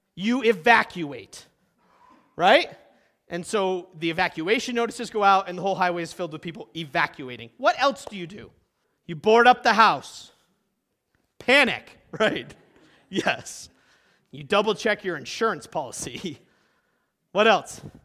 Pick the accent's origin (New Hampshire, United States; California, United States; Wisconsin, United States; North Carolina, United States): New Hampshire, United States; Concord; moved away; also born or lived in Midwest; I grew up in Concord, New Hampshire